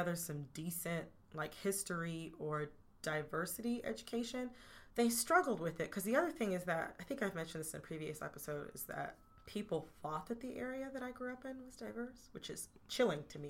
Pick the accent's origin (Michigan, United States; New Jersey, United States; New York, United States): Michigan, United States; Oakland County; I'm from Oakland County